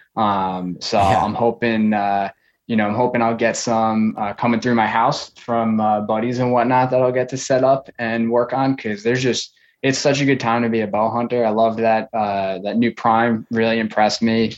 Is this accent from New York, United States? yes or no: yes; Long Island, New York, United States; now in Florida, United States; I grew up on Long Island, um, New York.